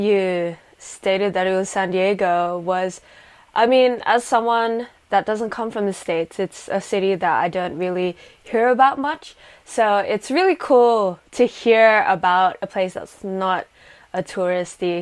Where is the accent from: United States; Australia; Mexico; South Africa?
Australia; Sydney, New South Wales; I come from Sydney, Australia, currently based in Sydney, Australia.